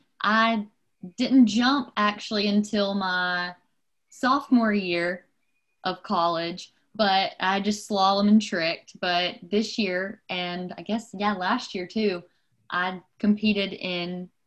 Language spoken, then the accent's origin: English; East Texas, United States; I'm from East Texas